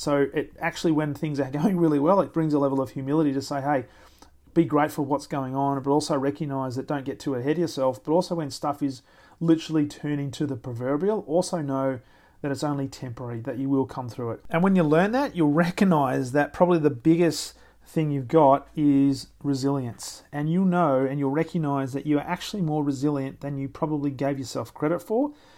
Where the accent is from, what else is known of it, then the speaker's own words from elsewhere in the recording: Australia; being an Australian